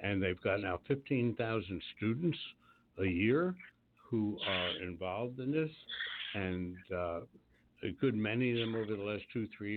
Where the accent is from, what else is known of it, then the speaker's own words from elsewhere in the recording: Washington, District of Columbia, United States; that's my hometown